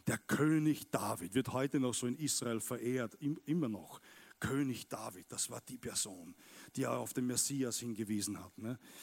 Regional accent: Austria; Wir Österreicher

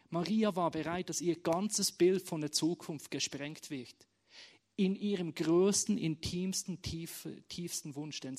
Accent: Bern, Switzerland; now in Schaffhausen, Switzerland; Es hat für mich bedeutet, meine Heimat loszulassen, aus Bern, und jeder weiß, im Himmel wird Berndeutsch gesprochen, wegzuziehen auf Schaffhausen, was auch wunderschön ist und gut ist, aber nicht meine Heimat ist.

